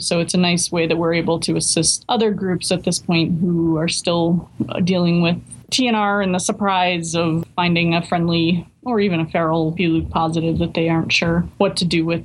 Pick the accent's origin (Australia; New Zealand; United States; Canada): United States; Newburyport, Massachusetts; I grew up in Newburyport